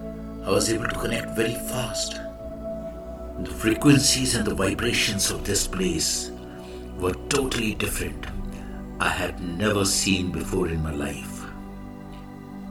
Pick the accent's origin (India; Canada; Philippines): India; I am the Indian monk.